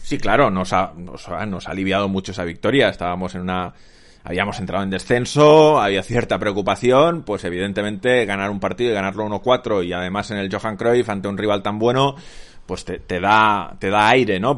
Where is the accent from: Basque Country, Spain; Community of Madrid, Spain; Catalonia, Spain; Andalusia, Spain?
Catalonia, Spain; Sabadell; yo que crecí en Sabadell y viví en Sabadell hasta los 27 años